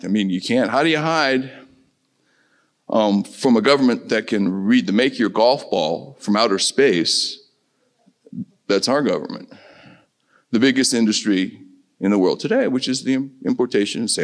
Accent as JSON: {"language": "English", "region": "Midwest", "country": "United States", "tie": "born or raised there", "said": "I'm from the Midwest, there's just this basic naivete, okay, about those of us born and raised in the Midwest"}